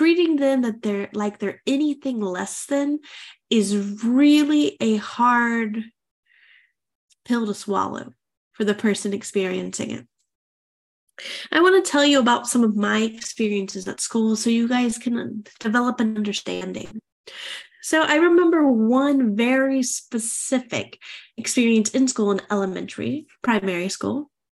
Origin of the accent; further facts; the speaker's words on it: United States; moved away as an adult; I'm an American expat. I have an international relationship. My husband is French and I'm American